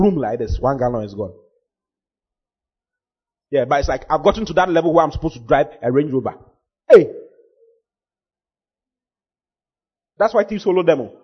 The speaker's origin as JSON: {"language": "English", "town": "Accra", "region": "Greater Accra", "country": "Ghana", "moved": "as an adult", "lives_now": "Kumasi, Ghana", "said": "I'm from Accra."}